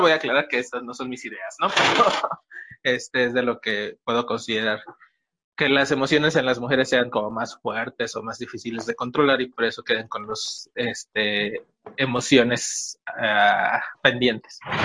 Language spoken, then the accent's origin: Spanish; Yucatán, Mexico; En Yucatán, de donde soy oriundo